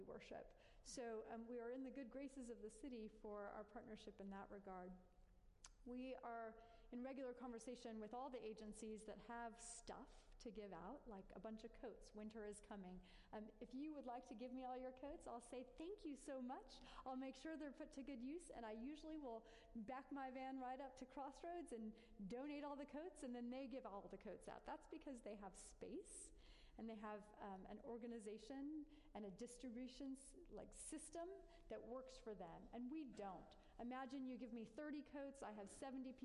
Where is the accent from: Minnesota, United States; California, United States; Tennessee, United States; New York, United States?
California, United States; now in Atlanta, United States; me as a Californian